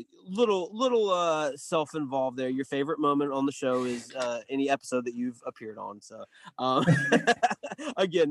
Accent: the South, United States; as a Southerner myself, it's an extremely unique place to grow up

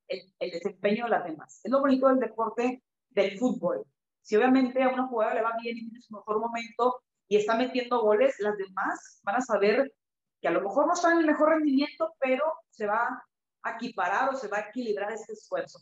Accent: Mexico; also born or lived in Kazakhstan / Canada; el fútbol profesional en nuestro país

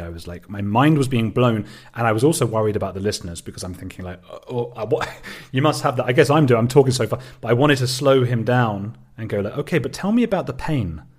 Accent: Watford, East of England, United Kingdom; I am British. I'm from a little suburb, uh, of London called Watford.

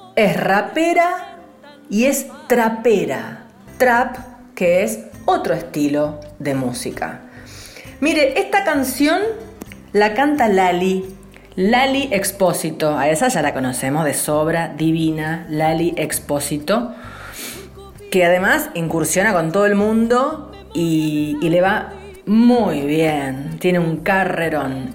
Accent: Colombia; compositora colombiana

